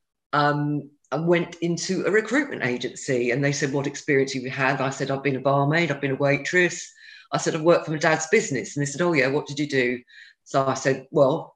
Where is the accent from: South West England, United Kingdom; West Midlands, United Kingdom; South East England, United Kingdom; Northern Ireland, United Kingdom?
South East England, United Kingdom; Haslemere; I grew up in a place called Hazelmere in Surrey